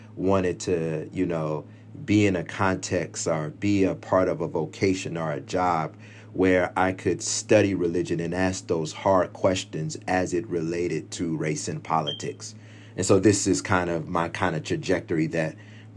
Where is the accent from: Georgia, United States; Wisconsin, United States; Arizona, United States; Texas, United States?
Georgia, United States; Stone Mountain; also born or lived in Lithonia, Georgia; my home church in Stone Mountain